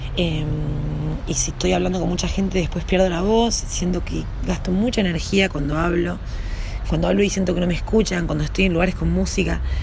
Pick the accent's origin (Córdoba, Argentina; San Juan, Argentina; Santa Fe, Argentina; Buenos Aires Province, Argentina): Córdoba, Argentina; Yacanto; moved away as an adult; also born or lived in Villa Dolores / Buenos Aires; yo nací en, en Yacanto, en Tras la Sierra, en Córdoba. Nací ahí en un pueblito